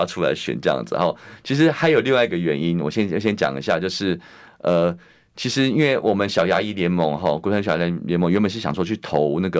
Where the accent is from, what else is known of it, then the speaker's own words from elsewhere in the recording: Taipei, Taiwan; 我是在那个永康街长大。后来也是，后来虽然是搬家，但是搬到隔壁青田街去，对，就是在那附近这样子。